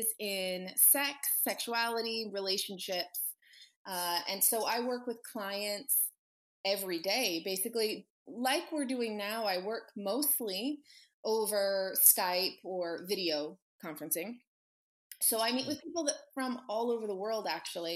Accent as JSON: {"language": "English", "area": "Annapolis, Maryland", "region": "East Coast", "country": "United States", "also_born_or_lived": "Virginia / Los Angeles", "moved": "as an adult", "lives_now": "Las Vegas, United States", "said": "I'm originally from the East Coast. My family's in Virginia and I went to school mostly though in Annapolis, Maryland"}